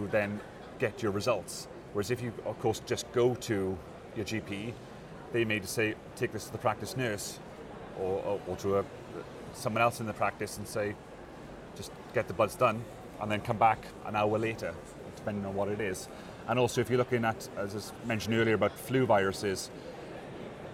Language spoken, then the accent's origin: English; Wales, United Kingdom; I come from Wales, so we have the Welsh Assembly government